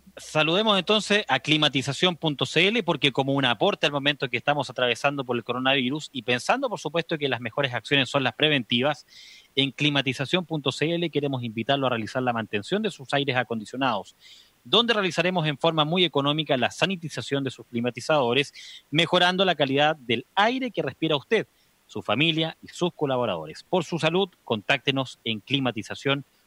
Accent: Chile; nosotros como chilenos

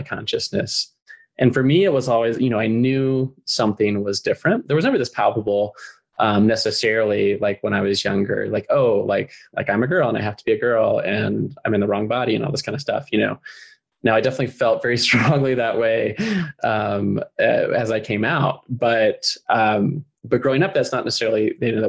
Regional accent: North Carolina, United States; I grew up in North Carolina

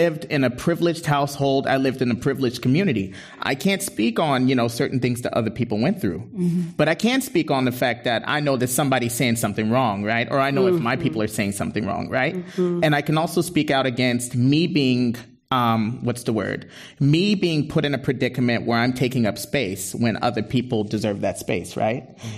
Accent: Berkeley, California, United States; growing up in Berkeley, I went to Berkeley High School.

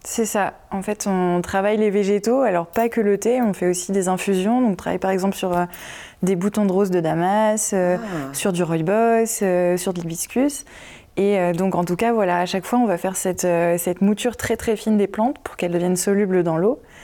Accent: Picardy, Hauts-de-France, France; moved away as an adult; also born or lived in Noisy-le-Grand / Vincennes; Moi je venais de Picardie

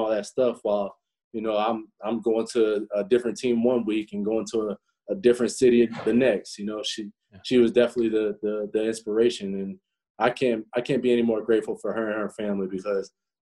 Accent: Florida, United States; moved away as an adult; also born or lived in Indiana; I'm from Florida, and, you know, Florida kid coming up to Indiana

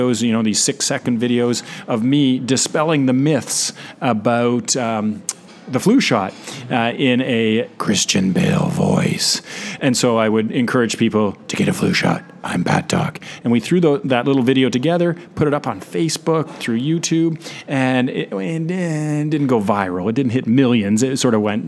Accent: Canada; accent: Canadian; I'm from Canada. I'll try to keep my outs and abouts to a minimum and the A's

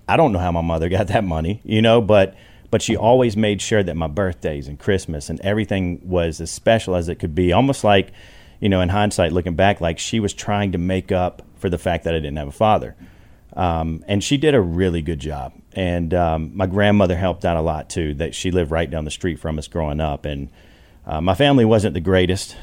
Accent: Alabama, United States; I grew up poor in Alabama

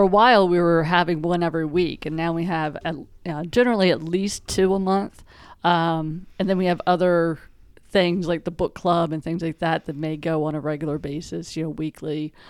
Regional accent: Western Pennsylvania, United States; moved away as an adult; also born or lived in Tennessee / Delaware; I grew up in Western Pennsylvania

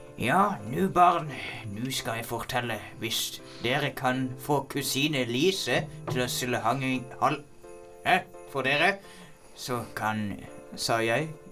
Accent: Bergen, Vestland, Norway; jeg er bergenser

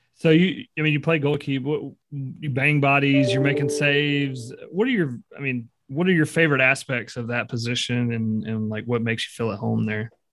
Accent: Greenville, Mississippi, United States; I grew up in Greenville, Mississippi

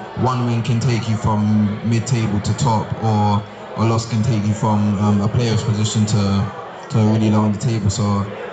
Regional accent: England, United Kingdom; moved away as an adult; now in Statesboro, United States; growing up in England, like everywhere is like fairly close

